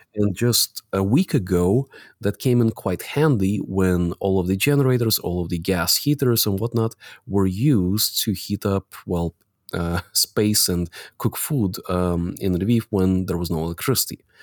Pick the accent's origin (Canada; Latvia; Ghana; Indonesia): Latvia; I was born in the Soviet Republic of Latvia